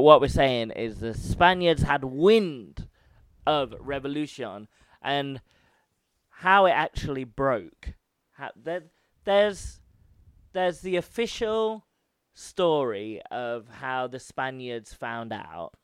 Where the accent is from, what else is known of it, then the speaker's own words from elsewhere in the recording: United Kingdom; I'm from Britain